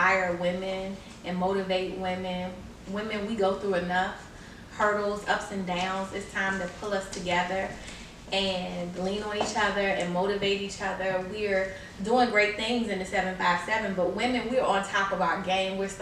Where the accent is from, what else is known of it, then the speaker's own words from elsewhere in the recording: Newport News, Virginia, United States; also born or lived in Detroit, Michigan; I live in Newport News. I work in Newport News. I graduated high school in Newport News. So I've been here for a little while